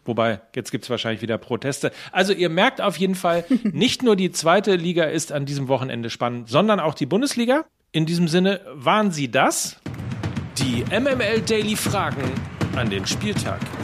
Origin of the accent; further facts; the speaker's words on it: North Rhine-Westphalia, Germany; für mich als Ostwestfale